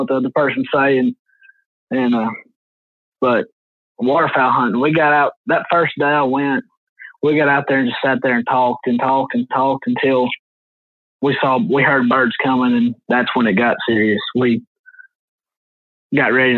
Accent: Dalton, Georgia, United States; I'm from Dalton, Georgia

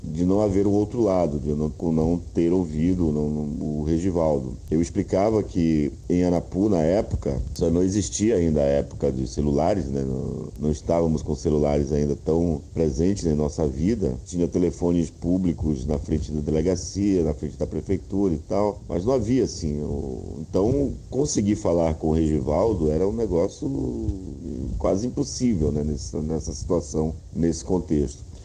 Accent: Belém, Pará, Brazil; also born or lived in Rondônia; Depois mudei para Belém, que eu sou de Belém

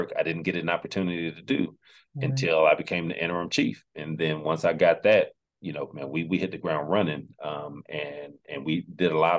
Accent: Fayetteville, North Carolina, United States; moved away as an adult; also born or lived in Durham, North Carolina / Forest Park, Georgia; now in Apex, United States; I grew up in Fayetteville, North Carolina

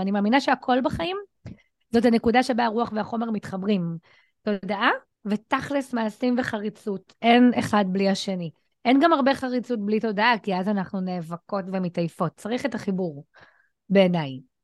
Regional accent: Ramla, Central District, Israel; ואני גדלתי ברמלה, דירת 70 מטר, שלושה חדרים, בדיוק על הכניסה של כפר ג'ואריש

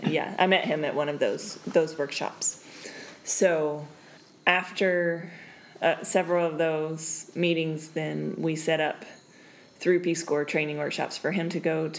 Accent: South Carolina, United States; moved away as an adult; now in Buena Vista, Bolivia; I grew up in South Carolina. And basically never left until I graduated from college.

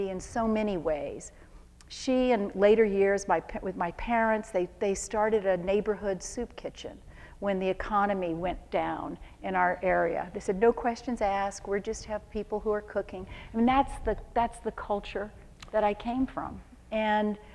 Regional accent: Louisiana, United States; I grew up in a little town west of New Orleans, kind of in the heart of Cajun country

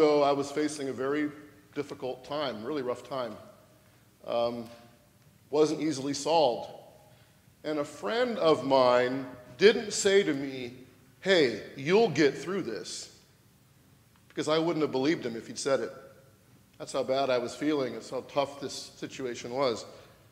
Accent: Washington, United States; moved away as an adult; also born or lived in California; from my home state of Washington to California and back

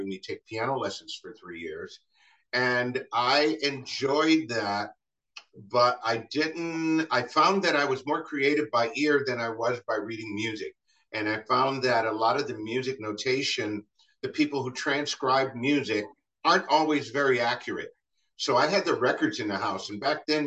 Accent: Ohio, United States; growing up in Ohio all this time

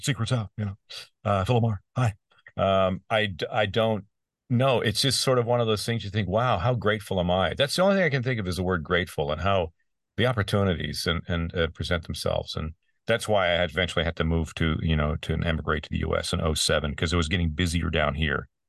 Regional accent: Peterborough, Ontario, Canada; my hometown of Peterborough, Ontario, Canada

